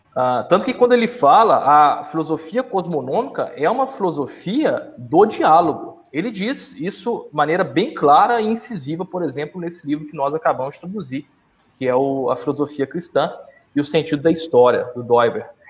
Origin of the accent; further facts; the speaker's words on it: Minas Gerais, Brazil; na minha terra, Minas Gerais